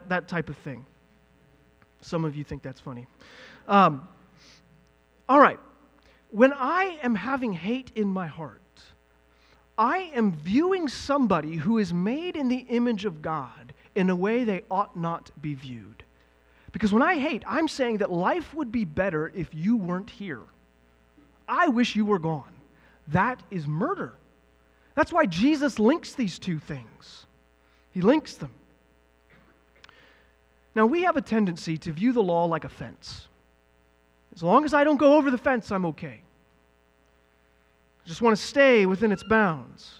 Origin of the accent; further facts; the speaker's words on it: the South, United States; moved away; I'm from the South